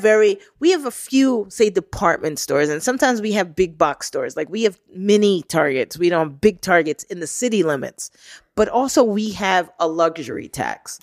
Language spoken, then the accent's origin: English; New York, United States; I was born and raised in New York, I got southern based relatives